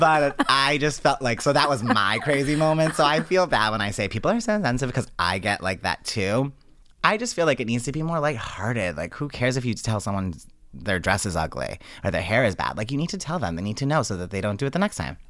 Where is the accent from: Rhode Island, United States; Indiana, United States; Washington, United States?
Rhode Island, United States; Johnston; moved away; I'm originally from Johnston